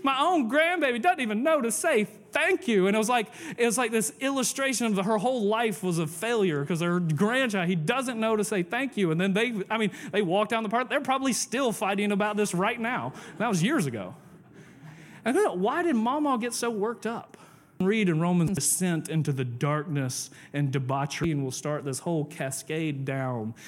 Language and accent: English; the South, United States; I'm from the South